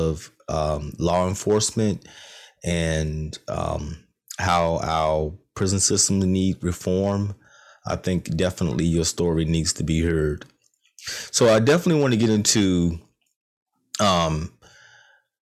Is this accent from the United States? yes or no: yes; Rocky Mount, North Carolina, United States; I'm from Rocky Mount, not too far from Goldsboro.